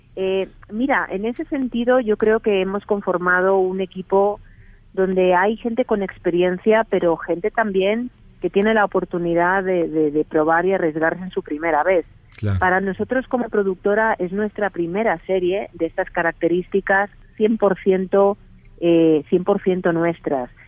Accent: Spain; accent: Spanish (Spain); moved away as an adult; now in Mexico; aunque tengo acento español, llevo aquí 18 años

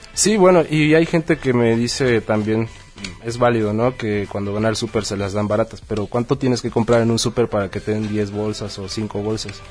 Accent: Chetumal, Quintana Roo, Mexico; moved away as an adult; now in Mexico City, Mexico; yo soy de Chetumal, Quintana Roo, y vengo desde ahí, aquí estoy en Distrito Federal ya radicando un año

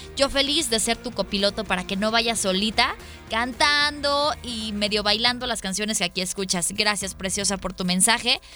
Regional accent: Hidrocálido, Aguascalientes, Mexico; now in Guadalajara, Mexico; el corazón de Hidrocálidos

